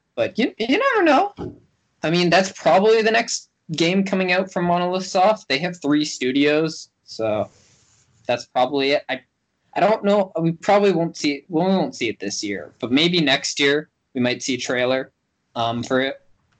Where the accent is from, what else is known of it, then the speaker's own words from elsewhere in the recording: Canada; It's like 30 something because I'm Canadian.